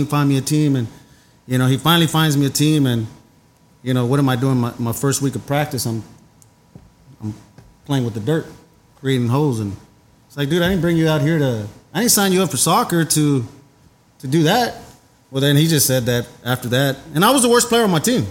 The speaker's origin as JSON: {"language": "English", "town": "Dallas", "region": "Texas", "country": "United States", "tie": "born or raised there", "said": "I'm from Oak Cliff, so born and raised there"}